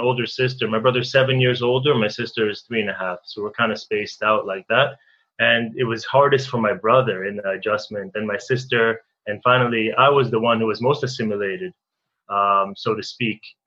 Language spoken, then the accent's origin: English; Newton, Massachusetts, United States; also born or lived in Israel; I grew up in Boston, outside of Boston, in a suburb called Newton